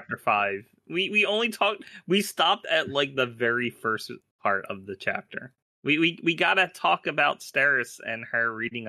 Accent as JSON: {"language": "English", "town": "Philadelphia", "region": "Pennsylvania", "country": "United States", "said": "but I'm from Philly, so it's different up here in the Northeast compared to Oklahoma."}